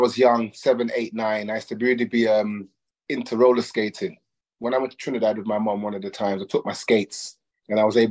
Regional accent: London, United Kingdom; I'm born in London, in the UK, in London, in a place called Harlesden, in 1971

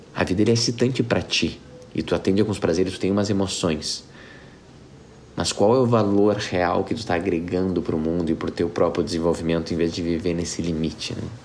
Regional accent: Porto Alegre, Rio Grande do Sul, Brazil; Porto Alegre é onde eu nasci

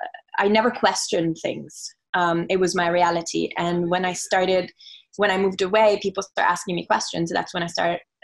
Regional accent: Auroville, Tamil Nadu, India; moved away; also born or lived in Italy; I was born in Italy, grew up in Italy until the age of 8. And then my parents decided to take 1 year off and kind of move to India as just as a trial for 1 year. We moved to Oroville when I was 8 years old

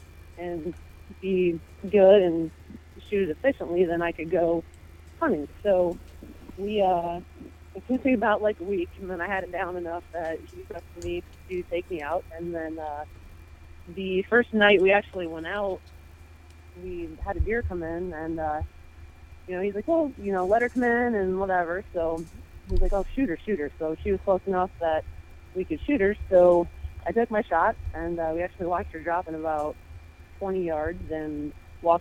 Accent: Sylvania, Ohio, United States; moved away as an adult; now in Michigan, United States; I'm originally from Sylvania, Ohio, is where I grew up.

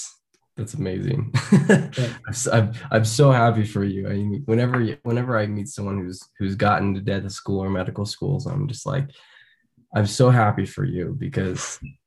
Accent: Utah, United States; I'm from Utah. I grew up here and did all the outdoor stuff

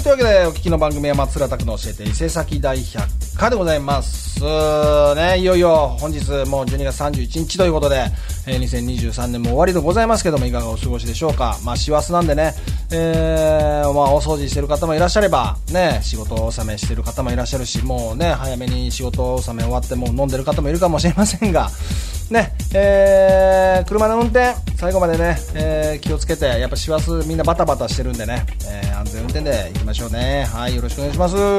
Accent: Shimane, Japan; moved away; also born or lived in Hiroshima / Tokyo / Isesaki; 僕島根出身じゃないですか

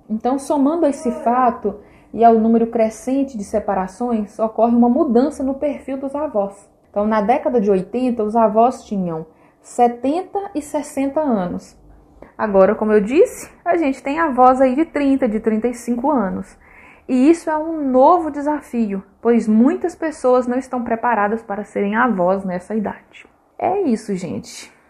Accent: Minas Gerais, Brazil; Ai, padre, sendo bem mineiro, né?

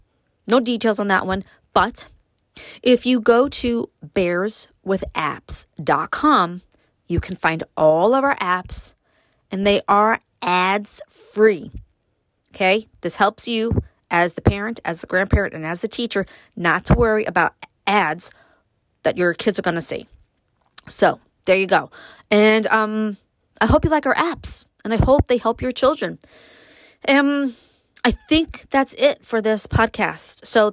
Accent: New York City, New York, United States; now in upstate New York, United States; me growing up in Brooklyn, moving to upstate

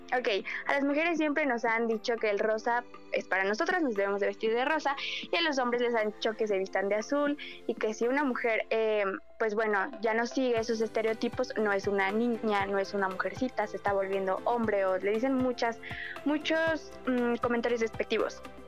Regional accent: Mexico

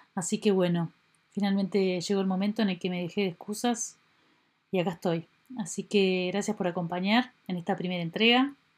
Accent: Uruguay; nacida en Uruguay.

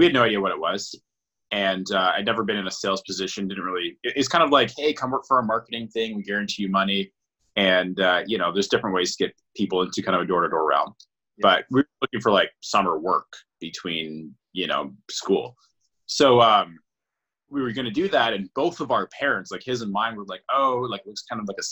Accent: Brantford, Ontario, Canada; I moved back home to Brantford

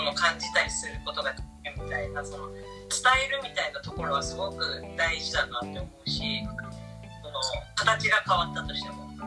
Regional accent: Nagasaki, Japan

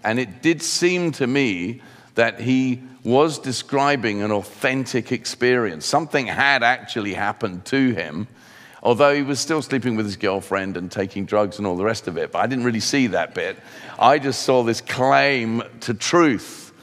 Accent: Sussex, South East England, United Kingdom; also born or lived in London / Hertfordshire / Cape Town, South Africa; Sussex is where I mainly grew up

